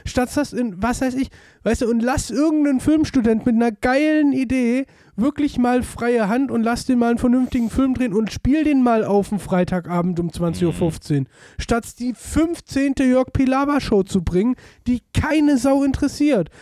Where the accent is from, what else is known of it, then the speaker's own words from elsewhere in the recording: Germany; wir als Deutsche